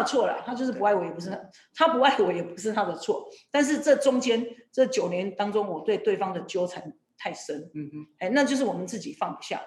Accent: Kinmen County, Taiwan; 我从政的目的其实也是为我的家乡OK。为了金门

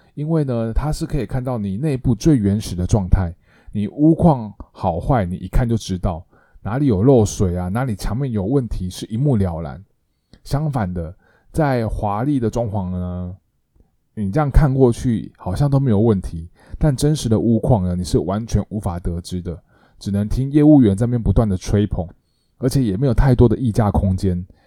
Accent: Taiwan; 我们台湾人对于林森北路的印象啊，就是一些深色场所

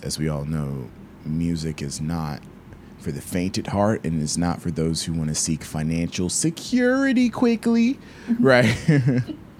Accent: Peachtree City, Georgia, United States; I'm from Peachtree City, Georgia.

